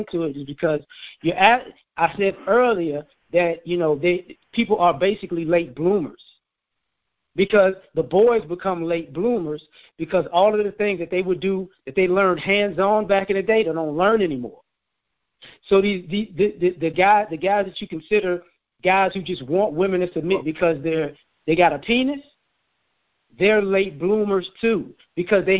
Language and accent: English; the South, United States; I was born in the South.